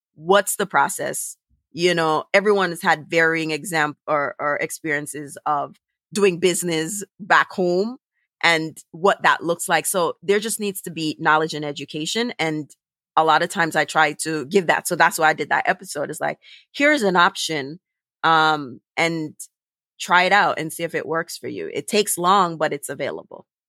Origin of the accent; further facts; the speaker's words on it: Jamaica; now in Brooklyn, United States; i'm an immigrant i'm jamaican i live in brooklyn but i'm caribbean